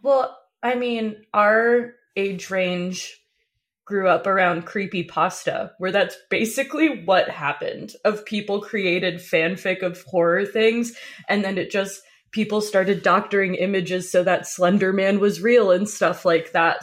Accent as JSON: {"language": "English", "region": "North New Jersey", "country": "United States", "tie": "born or raised there", "said": "I grew up in North New Jersey"}